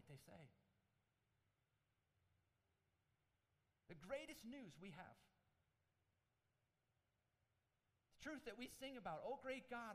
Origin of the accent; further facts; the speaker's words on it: Michigan, United States; when I grew up in Michigan